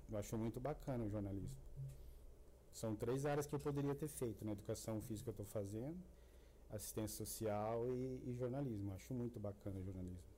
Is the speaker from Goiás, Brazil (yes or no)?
yes; Goiás, Brazil; Eu, eu moro aqui, eu sei, aconteceu mesmo eu sou aqui de Goiás e tal.